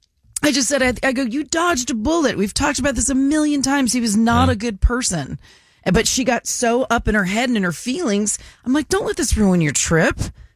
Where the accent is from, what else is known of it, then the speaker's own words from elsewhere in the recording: Florida, United States; moved away; I'm from Florida and so everybody tanned but me.